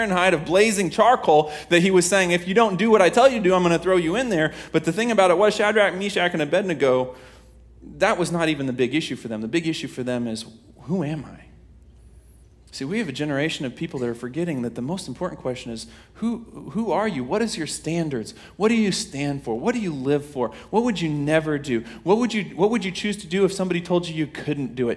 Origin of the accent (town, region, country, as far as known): Kansas, United States